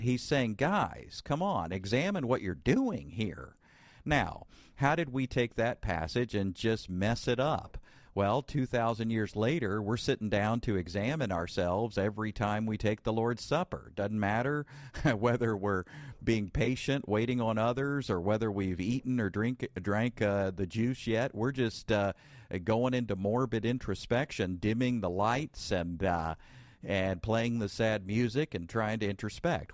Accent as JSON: {"language": "English", "area": "Bible Belt", "region": "the South", "country": "United States", "tie": "born or raised there", "said": "I grew up in the Bible Belt"}